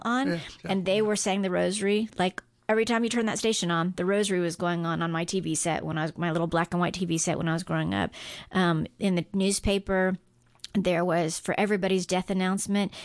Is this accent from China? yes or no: no; Guam; moved away; I grew up on Guam